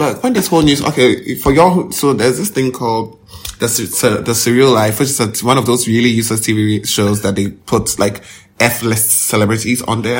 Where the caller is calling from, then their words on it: Ghana